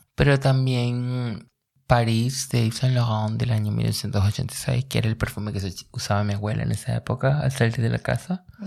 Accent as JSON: {"language": "Spanish", "region": "La Guaira", "country": "Venezuela", "tie": "born or raised there", "moved": "yes", "lives_now": "Berlin, Germany", "said": "vengo de La Guaira. las inundaciones de La Guaira del año 1999 no me llevaron. Arrastraron mi guardería y mi primaria"}